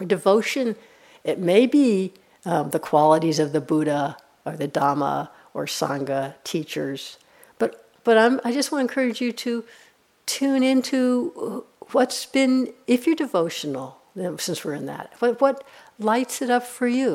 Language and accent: English; New York, United States; I'm from New York